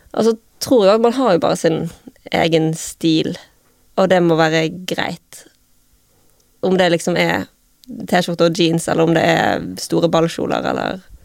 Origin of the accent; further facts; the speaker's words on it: Bergen, Vestland, Norway; moved away; så bodde jeg hjemme i Arna